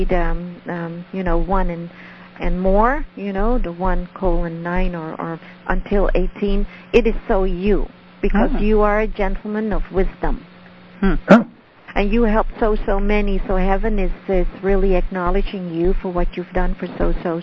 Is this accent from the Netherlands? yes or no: yes; Netherlands; first language Dutch; English is a second language; moved away; I'm from Holland, so ik spreek Nederlands. So that means that's my language. I speak Dutch